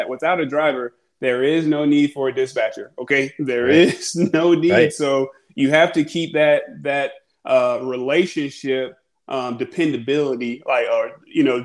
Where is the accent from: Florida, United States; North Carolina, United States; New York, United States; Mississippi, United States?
New York, United States; New York City; moved away as an adult; now in Atlanta, United States; I am from the Atlanta area. I was born in Brooklyn, but after I went to Georgia State University, Atlanta has been my home